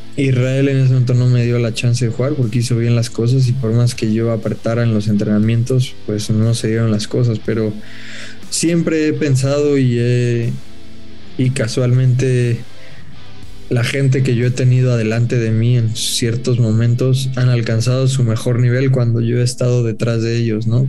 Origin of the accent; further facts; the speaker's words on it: Mexico; futbolistas mexicanos